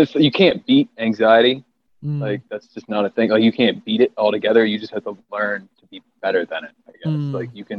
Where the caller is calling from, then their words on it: West End, North Carolina, United States; I am in North Carolina, specifically West End, North Carolina, where there is absolutely nothing going on.